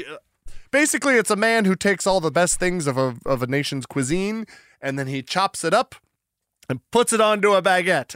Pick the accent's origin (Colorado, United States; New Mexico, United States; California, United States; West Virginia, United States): New Mexico, United States; Albuquerque; now in Oregon, United States; I'm from Albuquerque, and so it's like I'm from the desert Southwest